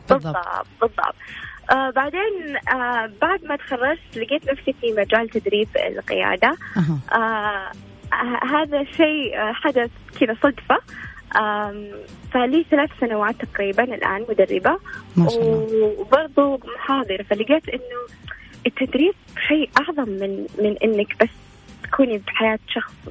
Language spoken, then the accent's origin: Arabic; Riyadh, Riyadh Province, Saudi Arabia; انا آه، من الرياض وانا اكاديميه متخرجه لغات وترجمه حاليا ادرس آه، في جامعة الملك سعود